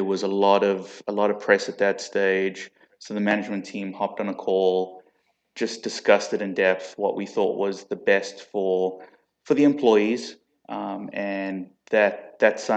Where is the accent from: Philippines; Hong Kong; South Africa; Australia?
South Africa; accent: South African; now in United States; I'm actually originally from South Africa